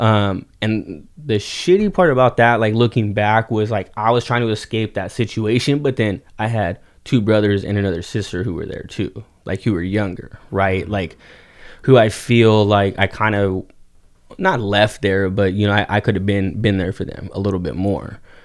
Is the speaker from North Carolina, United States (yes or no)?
no; Oxnard, California, United States; also born or lived in Ventura, California; born and raised in Oxnard, Ventura County, um, lived here all my life